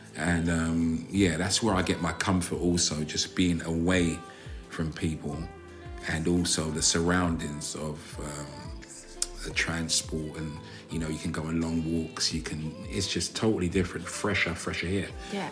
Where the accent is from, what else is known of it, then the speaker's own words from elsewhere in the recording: London, United Kingdom; I'm from South London, as you know, and we kind of drag our words and exaggerate our words.